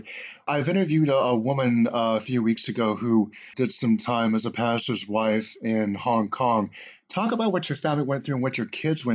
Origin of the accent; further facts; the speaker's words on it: United States; we're American Christians